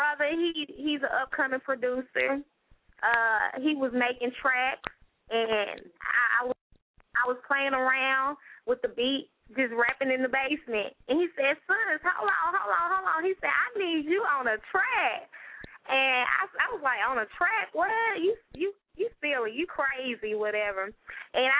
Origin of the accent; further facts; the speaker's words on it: Los Angeles, California, United States; now in Georgia, United States; I'm originally from Los Angeles, California, but I reside in Georgia for over, I say, 10 years.